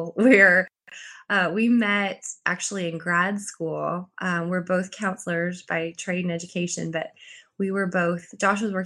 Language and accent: English; Canada; moved away; I went back actually to Canada for a month for Christmas